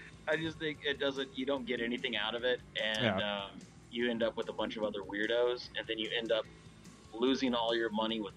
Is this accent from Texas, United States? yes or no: yes; Dallas, Texas, United States; from Dallas, Texas.